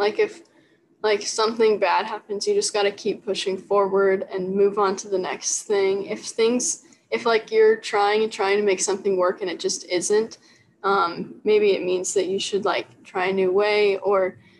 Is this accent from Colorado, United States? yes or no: no; Las Vegas, Nevada, United States; because I grew up in Vegas at one point too. So I'm just very familiar with the area and it feels like home.